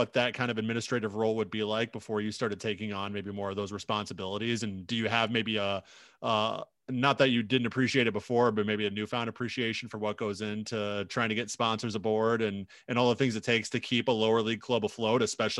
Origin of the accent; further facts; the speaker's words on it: Illinois, United States; now in Minnesota, United States; I'm from Illinois, so a little bit south of Minnesota.